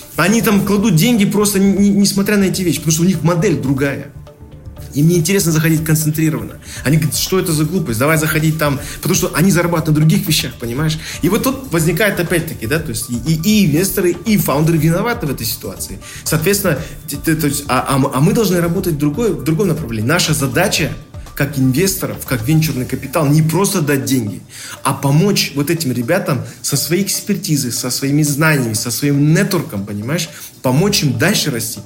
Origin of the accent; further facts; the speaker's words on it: Kazakhstan; как казахи